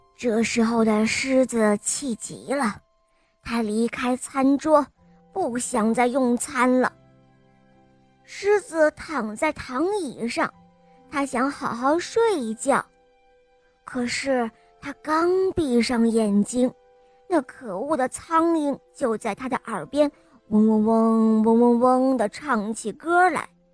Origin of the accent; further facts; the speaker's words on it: Hangzhou, Zhejiang, China; 我四岁了，我来自杭州